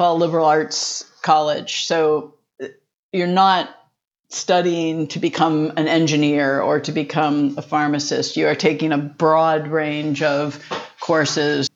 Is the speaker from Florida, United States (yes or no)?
no; West Chester, Pennsylvania, United States; I was born in Westchester, Pennsylvania. So a small town outside of Philadelphia